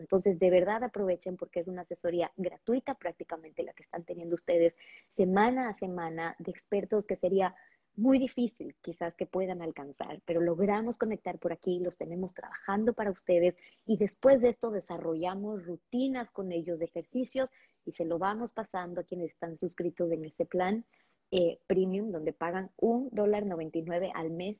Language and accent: Spanish; Ecuador; en Ecuador, de donde yo soy, de acá en Ecuador.